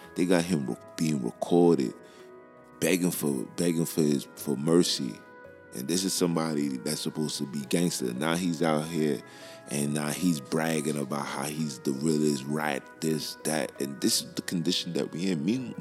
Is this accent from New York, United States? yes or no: yes; New York, United States; I'm from Brooklyn